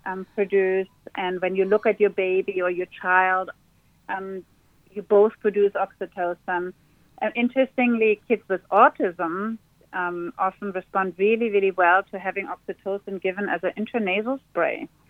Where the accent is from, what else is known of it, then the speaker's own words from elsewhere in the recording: Berlin, Germany; now in Sydney, Australia; I grew up in Berlin where it's always raining.